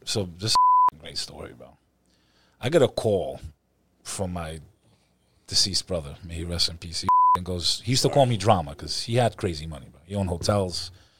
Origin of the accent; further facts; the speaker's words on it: Dirty Jersey, New Jersey, United States; also born or lived in Houston, Texas; Houston. But I didn't grow up there, as you can tell. I grew up in the Dirty Jets with occasional, weekends in the Bronx with the Albanians and Pelham Parkway to the Sheepes.